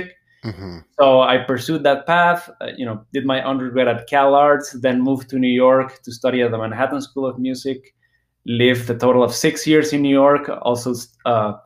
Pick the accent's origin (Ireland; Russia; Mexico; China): Mexico; Guadalajara, Jalisco; I grew up in Guadalajara, Mexico